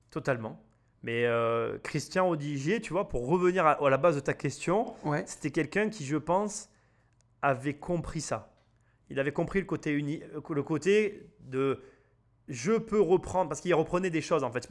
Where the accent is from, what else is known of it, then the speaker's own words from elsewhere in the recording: Avignon, Provence-Alpes-Côte d'Azur, France; je suis né à Avignon